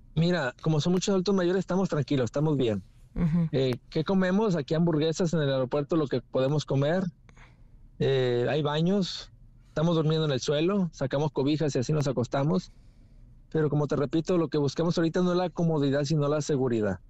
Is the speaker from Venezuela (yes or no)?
no; Sinaloa, Mexico; somos cuatro de Sinaloa, entre ellos yo